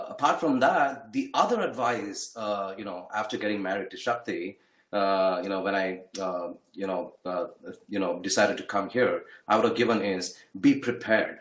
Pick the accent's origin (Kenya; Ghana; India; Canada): India; Bangalore, Karnataka; moved away as an adult; now in United States; We're from Bangalore, India.